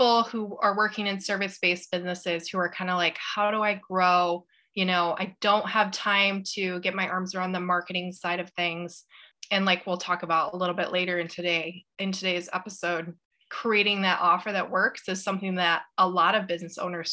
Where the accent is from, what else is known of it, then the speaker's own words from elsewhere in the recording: Grand Rapids, Michigan, United States; I'm from Grand Rapids, Michigan